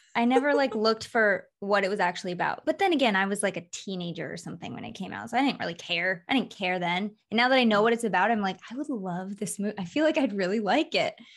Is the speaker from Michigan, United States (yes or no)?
yes; Michigan, United States; moved away as an adult; also born or lived in Florida / California; now in Las Vegas, United States; I was born in Florida, grew up in Michigan, moved to California when I was 20